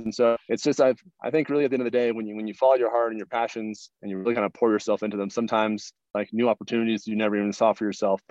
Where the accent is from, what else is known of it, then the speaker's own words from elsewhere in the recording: Pacific Northwest, United States; I grew up in the Northwest, and so Mount Rainier was always on my horizon.